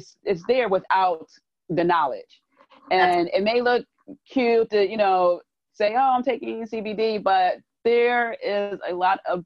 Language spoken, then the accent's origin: English; Philadelphia, Pennsylvania, United States; accent: Philly; my Philly accent